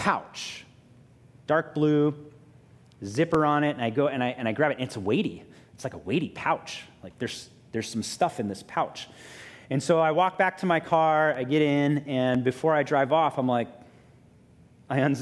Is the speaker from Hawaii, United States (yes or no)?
yes; Honolulu, Hawaii, United States; I grew up in Hawaii Kai. I went to, you know, like middle school in New Valley, high school at Kaiser High School